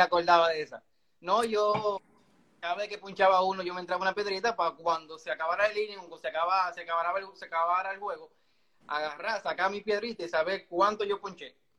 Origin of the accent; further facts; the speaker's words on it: Santo Domingo Este, Distrito Nacional, Dominican Republic; also born or lived in Pantoja; Yo nací en Los Minas, en la, en la maternidad de Los Minas